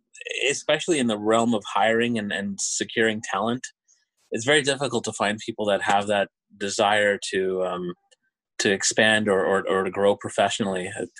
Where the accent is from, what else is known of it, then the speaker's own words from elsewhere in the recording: Montreal, Quebec, Canada; born there; now in Thunder Bay, Canada; Well, I was born in Montreal, and as you mentioned, I'm currently working in Thunder Bay.